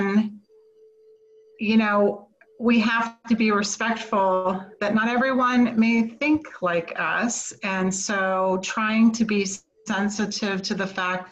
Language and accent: English; United States; I as an American